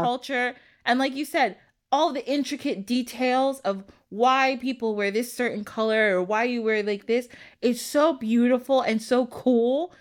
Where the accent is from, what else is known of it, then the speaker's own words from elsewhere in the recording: United States; I like being American sometimes too